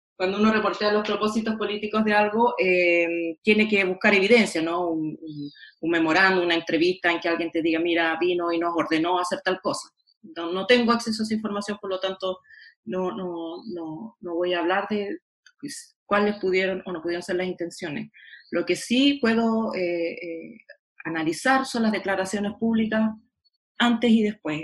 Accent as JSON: {"language": "Spanish", "country": "Chile", "said": "como soy chilena"}